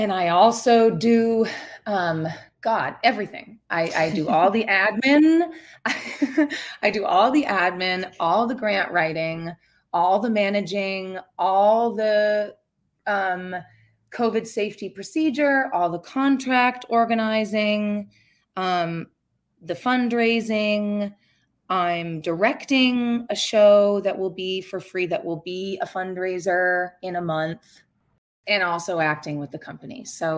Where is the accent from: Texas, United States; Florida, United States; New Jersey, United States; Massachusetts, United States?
Massachusetts, United States; now in New York, United States; I am from Massachusetts. I live here in New York. I work in New York.